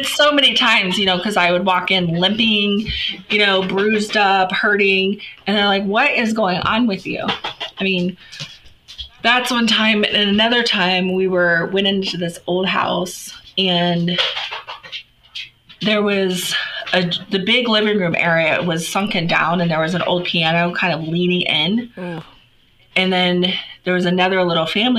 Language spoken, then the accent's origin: English; Florida, United States; moved away; I'm from Florida originally.